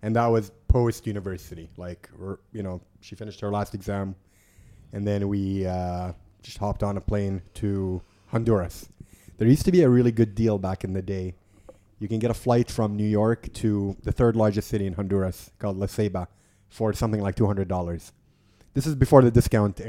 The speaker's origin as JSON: {"language": "English", "region": "Dubai", "country": "United Arab Emirates", "tie": "born or raised there", "said": "growing up in Dubai, we were always surrounded by Indians."}